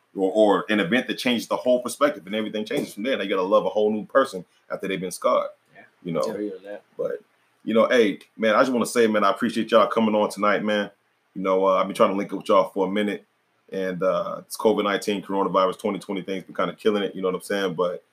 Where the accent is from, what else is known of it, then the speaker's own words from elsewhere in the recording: North Carolina, United States; one came from Alaska, you know, I came from North Carolina